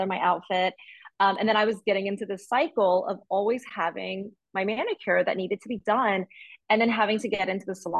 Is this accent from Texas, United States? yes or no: no; Alabama, United States; moved away as an adult; also born or lived in New York City, United States / Shanghai, China; now in Barcelona, Spain; I was born in Alabama, but my parents moved there before I was born. And then I grew up there